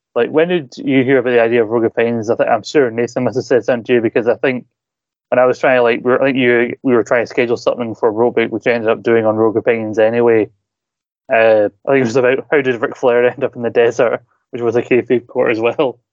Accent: Scotland, United Kingdom; I'm from Scotland

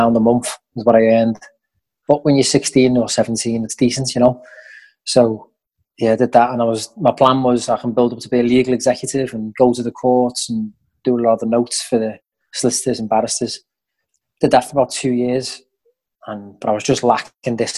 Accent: West Kirby, North West England, United Kingdom; about Merseyside, bounced around a bit, but yeah, the Wirral, and spent most of my adolescent life in West Kirby

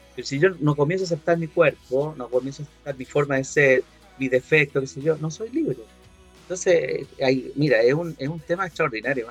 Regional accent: Valparaíso, Chile; En mi país, por ejemplo, en esta región de Valparaíso

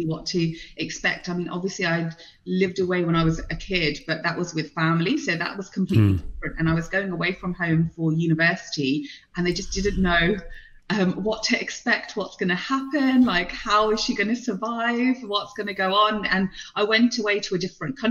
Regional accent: Birmingham, West Midlands, United Kingdom; English is a second language; also born or lived in London / India / Prague; I grew up in and around Birmingham, multicultural

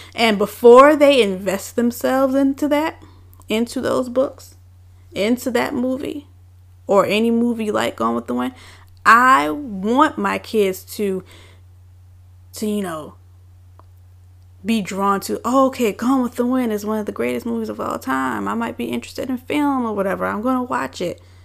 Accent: Richmond, Virginia, United States; I am born and raised in Richmond, Virginia

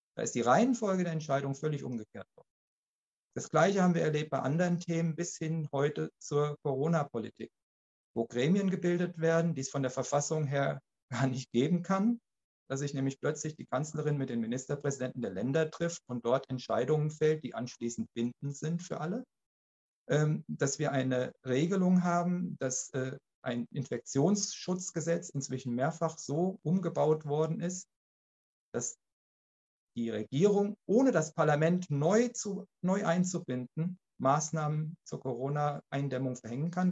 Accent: Germany; bei uns in Deutschland

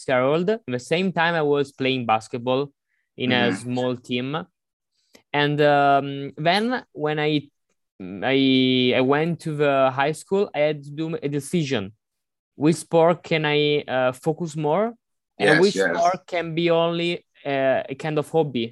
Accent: Monza, Lombardy, Italy; I'm not exactly from Milan, but in a near city, which is Monza

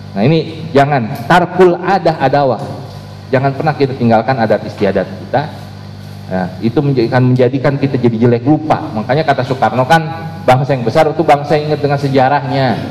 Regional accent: Indonesia; adat kita adat istiadat warga Indonesia

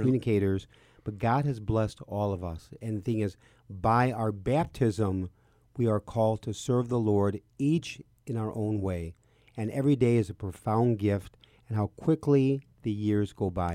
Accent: Chicago, Illinois, United States; I was born and raised in Chicago

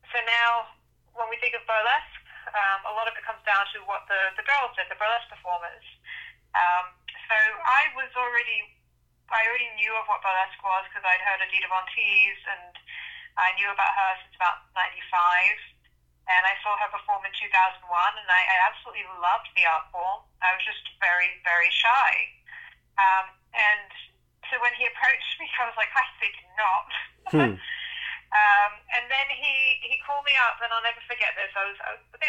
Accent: Miami, Florida, United States; also born or lived in London, United Kingdom; I moved here when I was a kid, and I've grown up mostly in Miami

